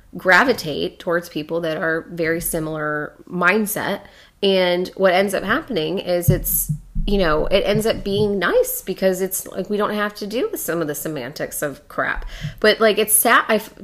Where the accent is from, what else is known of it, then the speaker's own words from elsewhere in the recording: Chicago, Illinois, United States; accent: Chicago; You know, because I got my Chicago accent in here and it...